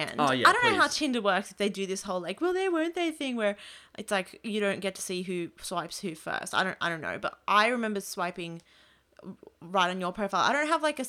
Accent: New South Wales, Australia; And I lived, I was born and raised in the Outer West. So I'm always like, Fairfield's my local city council.

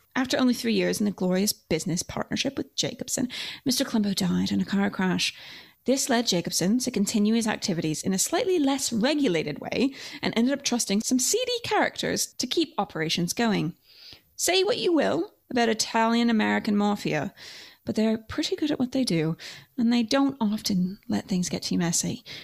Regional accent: Canada; grew up in Canada.

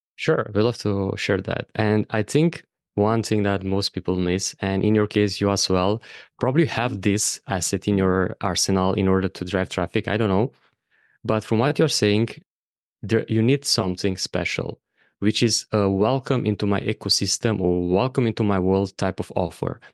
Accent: Romania; moved away as an adult; also born or lived in Bali / Thailand / Madeira, Portugal; my home country of Romania

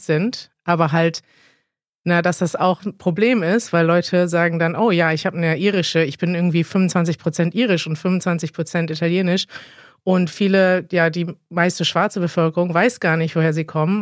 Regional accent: Germany; als Deutsche

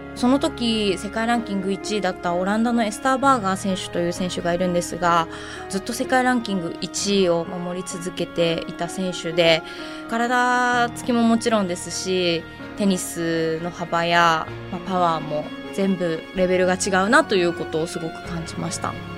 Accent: Asahikawa, Hokkaido, Japan; moved away as an adult; also born or lived in Yokohama; 地元の旭川にいた時

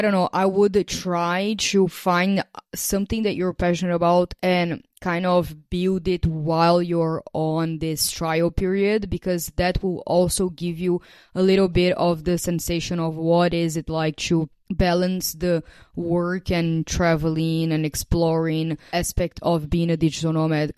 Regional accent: Brazil; moved away as an adult; before I left Brazil in 2021

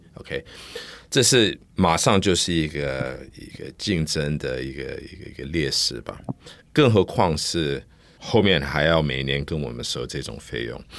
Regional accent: United States; Chinese is a second language; now in Taiwan; 因为我在美国成长的，所以我，我的英文到现在还是比我中文好

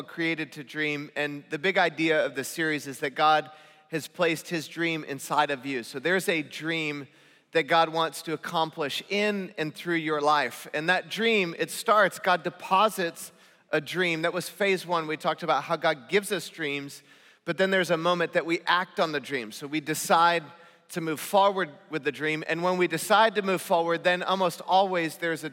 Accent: Northern California, United States; now in Southern California, United States; I come from Northern California

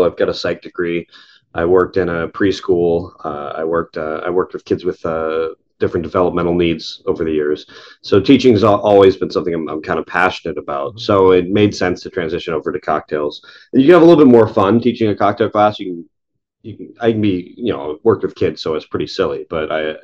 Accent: Lexington, Kentucky, United States; moved away as an adult; now in Toronto, Canada; I grew up in Kentucky, so I grew up in Lexington, Kentucky, and bourbon's kind of part of the culture there.

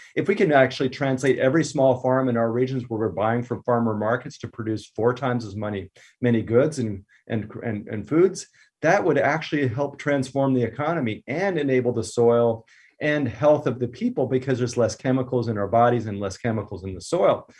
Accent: Southern California, United States; I grew up here in Southern California, surfing, you know, hiking

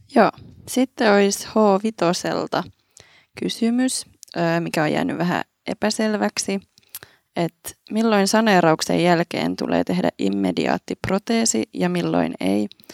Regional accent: Kouvola, Kymenlaakso, Finland; moved away as an adult; now in Helsinki, Finland; mä oon itse Kouvolasta kotoisin

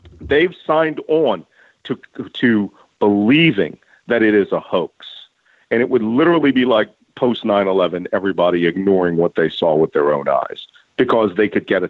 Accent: Philadelphia, Pennsylvania, United States; born and raised in Philadelphia

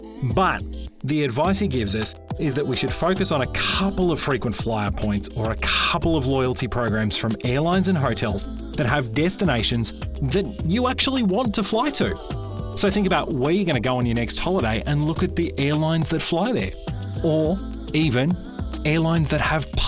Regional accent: Australia; Now, I'm an Aussie, and Chris is also an Aussie, so we talk about Aussie supermarkets, Coles and Woolworths, and Aussie airlines, Qantas and Virgin Australia

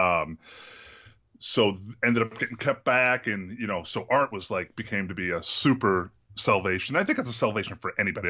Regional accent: Massachusetts, United States; I'm from Massachusetts

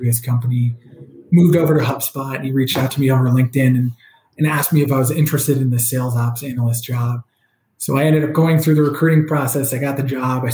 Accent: New Jersey, United States; moved away as an adult; also born or lived in Massachusetts; I grew up in New Jersey, which is, you know, the great state of New Jersey

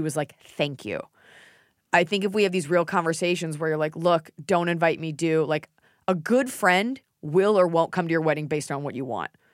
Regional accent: United States; I love being an American

